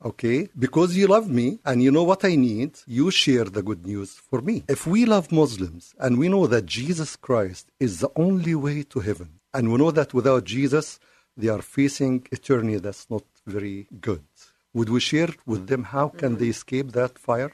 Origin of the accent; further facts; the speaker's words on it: Cairo, Cairo Governorate, Egypt; English is a second language; now in United States; I was born and raised in Cairo.